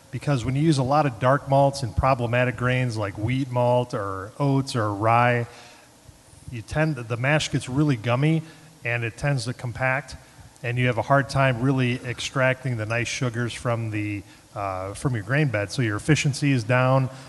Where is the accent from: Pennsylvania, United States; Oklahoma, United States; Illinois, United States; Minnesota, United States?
Illinois, United States; Chicago; I'm from Chicago.